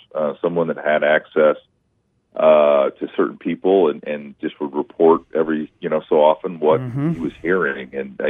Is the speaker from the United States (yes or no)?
yes; Iowa, United States; my home state Senator Chuck Grassley